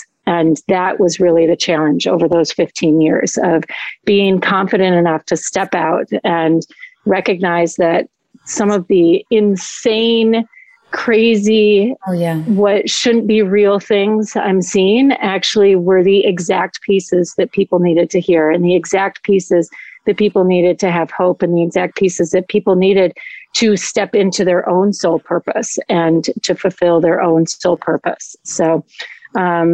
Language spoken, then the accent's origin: English; Madison, Wisconsin, United States; moved away as an adult; also born or lived in Colorado; now in Florida, United States; I grew up in Madison, Wisconsin. So I'm a Midwestern girl at heart